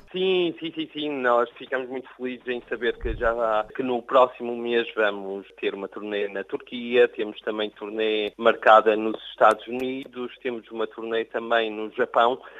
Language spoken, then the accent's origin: Portuguese; Portugal; now in France; eu sou português